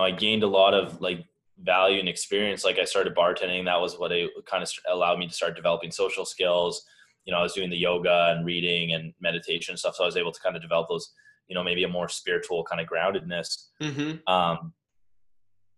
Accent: Canada; moved away as an adult; now in Boulder, United States; I'm Canadian

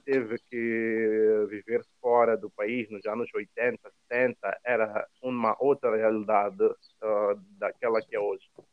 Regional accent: Mozambique; moved away as an adult; now in Rome, Italy; quando nós estamos a vir eh, da África

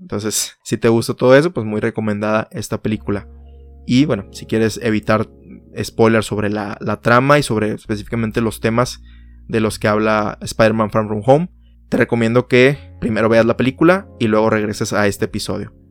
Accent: Mexico; en mi país México

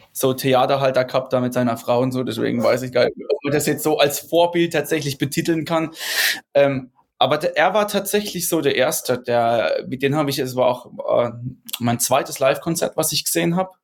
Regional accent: Rhineland-Palatinate, Germany; ich bin ja Pfälzer, Pfälzer, ne, eigentlich. Also kann, komme jetzt nicht wie die anderen hier bei uns mehr so aus der Münchner Ecke, beziehungsweise aus, aus Bayern halt, sondern ich komme aus der Pfalz

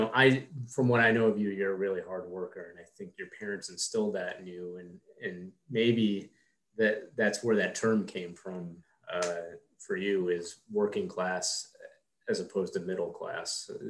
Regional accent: Queens, New York, United States; we were trying to classify what it was like growing up in Queens and being, you know, a child of two immigrant parents.

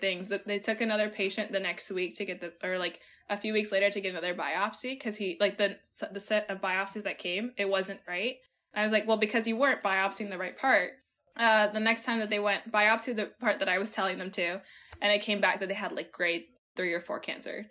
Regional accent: Peru; moved away; I was born in Peru

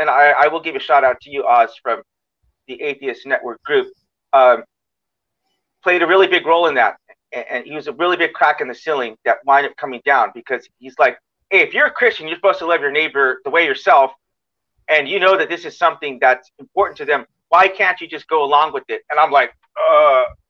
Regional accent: United States; I'm an American

